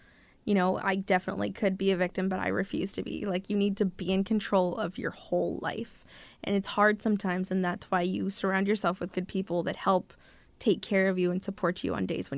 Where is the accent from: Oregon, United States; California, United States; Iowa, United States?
California, United States; moved away; And so when I moved up here, it's different from California. I barely made the cutoff in California, and I should have been a year behind up here.